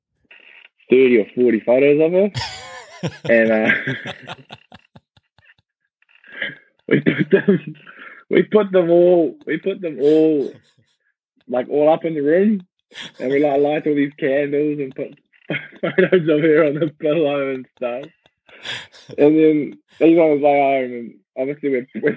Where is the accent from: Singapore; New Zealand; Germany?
New Zealand; Kerikeri, Northland; I grew up on a organic farm, beef and sheep, like outside, about 10 minutes outside of Kerikeri